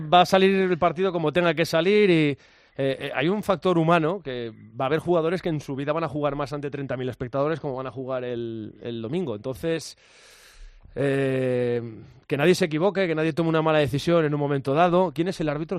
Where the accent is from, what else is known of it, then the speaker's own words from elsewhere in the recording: Pola de Lena, Asturias, Spain; el Lenense, que es el equipo de mi pueblo